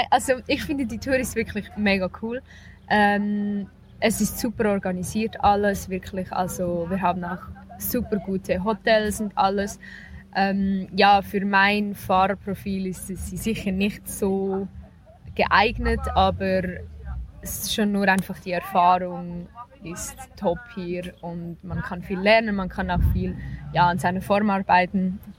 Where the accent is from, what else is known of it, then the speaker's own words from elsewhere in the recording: Switzerland; ich komme aus der Schweiz, ich bin 21 Jahre alt